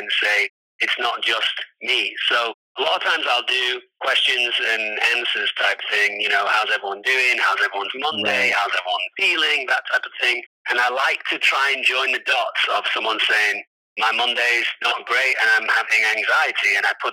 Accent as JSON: {"language": "English", "town": "Manchester", "region": "North West England", "country": "United Kingdom", "moved": "yes", "lives_now": "Los Angeles, United States", "said": "I'm from England, Manchester, the north of England"}